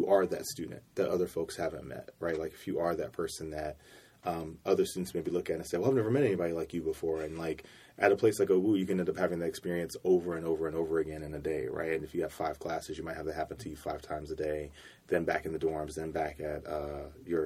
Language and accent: English; Cincinnati, Ohio, United States; I'm originally from Cincinnati, Ohio